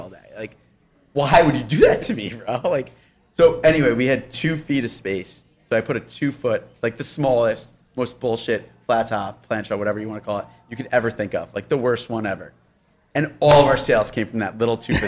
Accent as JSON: {"language": "English", "town": "Yorktown", "region": "New York", "country": "United States", "said": "I'm from Yorktown"}